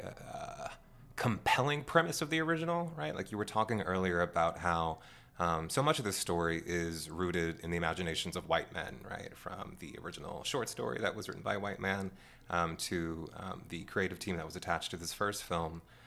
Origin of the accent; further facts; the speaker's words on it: Washington, District of Columbia, United States; growing up in Washington, D.C.